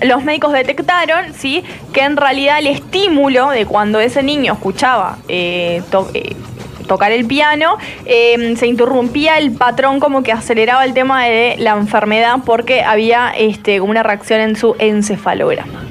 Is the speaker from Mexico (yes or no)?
no; Uruguay; Yo nací en Uruguay